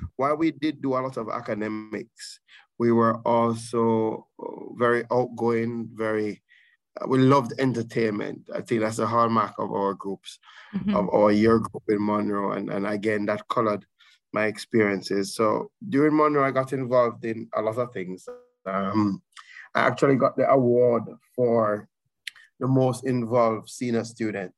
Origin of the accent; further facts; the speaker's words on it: Saint Elizabeth, Jamaica; the majority of my life, I grew up in St. Elizabeth